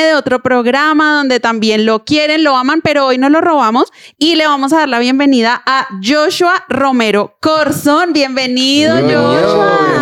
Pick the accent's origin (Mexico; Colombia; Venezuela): Colombia; somos colombianos